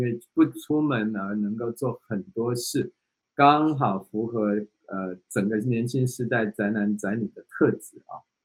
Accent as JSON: {"language": "Chinese", "country": "Taiwan", "said": "以台湾这个海岛的地方"}